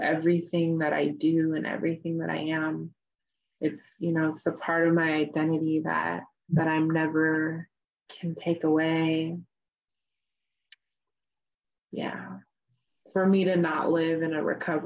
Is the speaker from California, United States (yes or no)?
yes; Oakland, California, United States; I grew up off the reservation. I grew up in the Bay Area. It's like Oakland, California. And I still live here